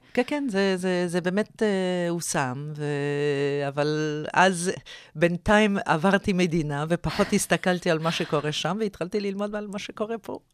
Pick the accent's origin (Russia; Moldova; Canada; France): Canada; moved away as an adult; also born or lived in Oxford / Harvard; now in Israel; אני במקור מקנדה